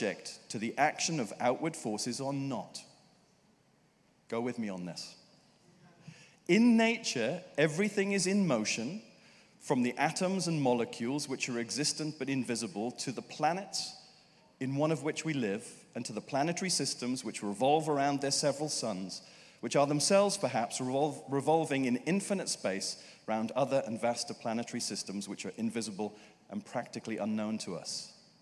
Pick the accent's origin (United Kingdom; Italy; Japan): United Kingdom; as a Brit